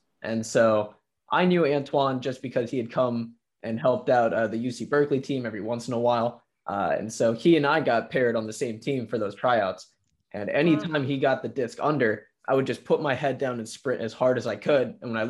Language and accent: English; India; I don't think it's so much as me being Indian as much as I got a pretty late start to some of the young talent that's in the league right now